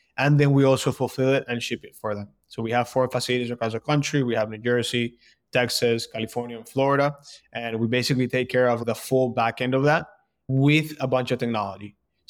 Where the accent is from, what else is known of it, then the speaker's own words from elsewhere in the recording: Colombia; moved away as an adult; now in Boston, United States; So background, born and raised in Colombia. And then I moved to Boston about 10 years ago, where I went to school.